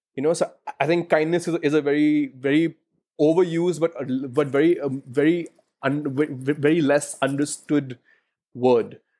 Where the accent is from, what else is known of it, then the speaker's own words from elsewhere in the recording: Delhi, India; I live in Delhi. I was born in De- uh, I was born in Delhi